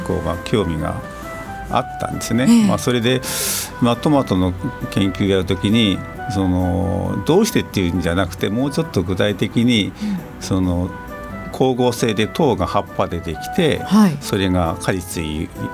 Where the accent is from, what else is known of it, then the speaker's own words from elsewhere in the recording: Aichi, Japan; moved away; also born or lived in Tokyo; 出身愛知県なんですけども